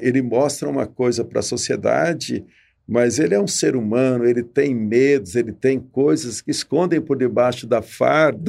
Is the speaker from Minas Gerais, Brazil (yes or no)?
no; Ribeirão Preto, São Paulo, Brazil; eu sou aqui de Ribeirão Preto